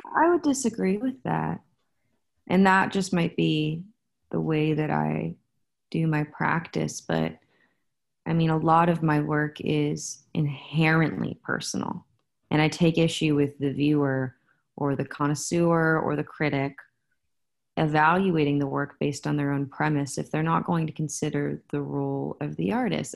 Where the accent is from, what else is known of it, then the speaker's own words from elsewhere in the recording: San Francisco, California, United States; I'm from San Francisco